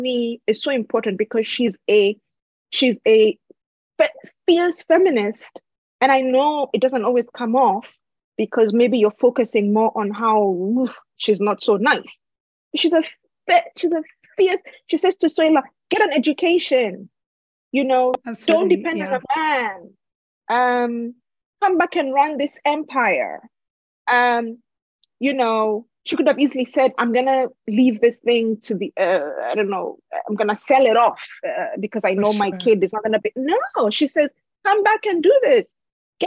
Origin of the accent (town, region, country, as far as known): Kenya; also born or lived in United States